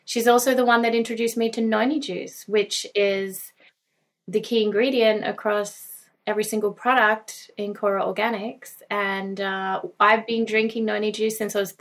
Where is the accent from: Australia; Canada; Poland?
Australia; Gunnedah, New South Wales; I was raised in Australia, in a little country town called Gunnedah